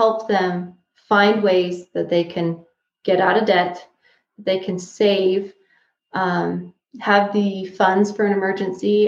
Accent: Price, Utah, United States; moved away as an adult; also born or lived in Tucson, Arizona / Casper, Wyoming; I was actually born and raised in Price, but we've traveled all over the place for school and work.

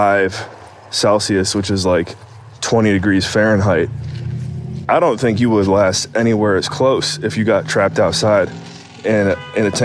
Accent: Cleveland, Ohio, United States; moved away; Growing up in Cleveland, Ohio

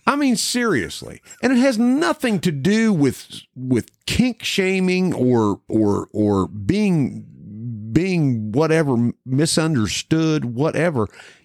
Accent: Mason County, West Virginia, United States; Granted, we are as about American as you can get down the middle of Mason County, Westford, by God, Virginia there.

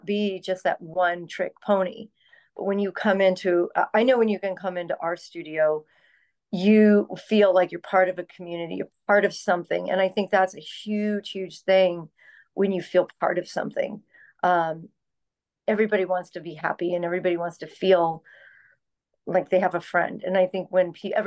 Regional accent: Orlando, Florida, United States; Being born and raised in Orlando

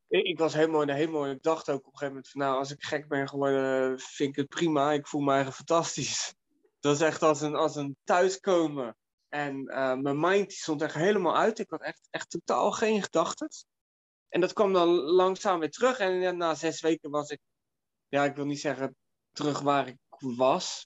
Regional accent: Delft, South Holland, Netherlands; in Delft, waar ik vandaan kom

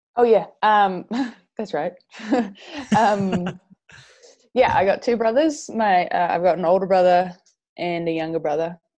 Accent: Whangarei, Northland, New Zealand; So I'm from Whangarei, New yep. Zealand.

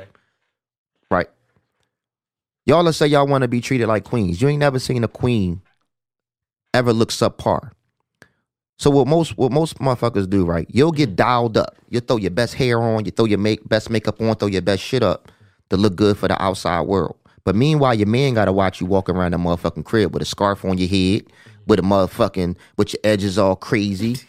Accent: Philadelphia, Pennsylvania, United States; I'm from North Philly

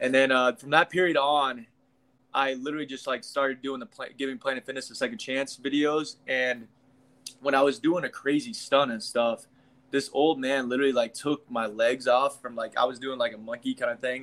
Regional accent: Kansas, United States; I'm from the Midwest. I'm from Kansas

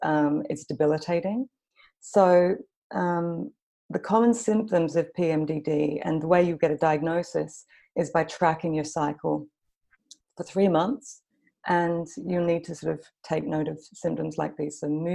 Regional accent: Australia; also born or lived in London; now in Copenhagen, Denmark; So I live in Copenhagen in Denmark, but you can probably tell from my kind of messed up accent that I'm Australian. I've also lived in London for about 9 years.

